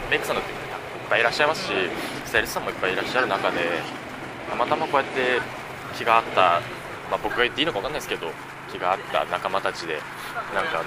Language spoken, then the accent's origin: Japanese; Komoro, Nagano, Japan; まあ、僕らの地元僕の地元では結構お花見スポットとして